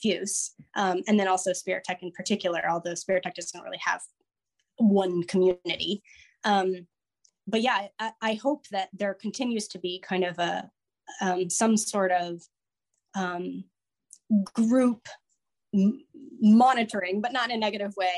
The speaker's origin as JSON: {"language": "English", "region": "Alaska", "country": "United States", "tie": "born or raised there", "moved": "yes", "said": "I grew up in Alaska and I just got back from a month in Alaska"}